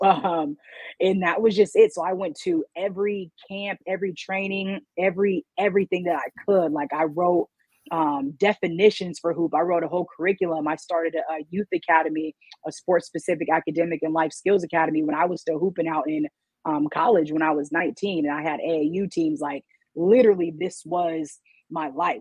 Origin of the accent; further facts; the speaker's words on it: Washington, United States; I'm from Washington State